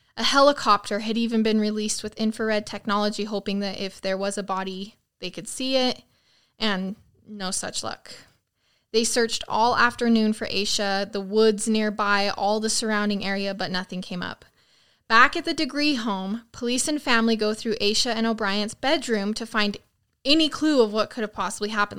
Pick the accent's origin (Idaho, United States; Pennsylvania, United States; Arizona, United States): Idaho, United States; near Rexburg; away from my hometown